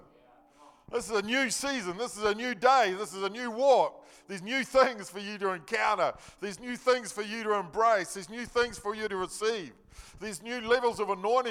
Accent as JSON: {"language": "English", "region": "Nelson", "country": "New Zealand", "tie": "born or raised there", "said": "I was born in Nelson. I lived in Mudguard Street. Yeah, I lived in Mudguard Street. I was brought up Mudguard Street. I went to Victory School. I went to Nelson Intermediate."}